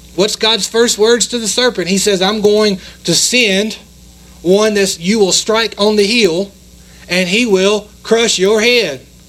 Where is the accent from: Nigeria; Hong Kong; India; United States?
United States; we're American